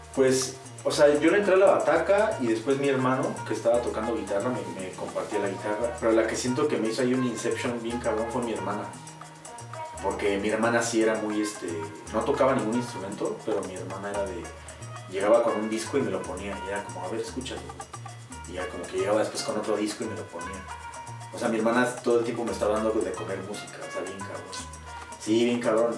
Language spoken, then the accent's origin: Spanish; Pachuca, Hidalgo, Mexico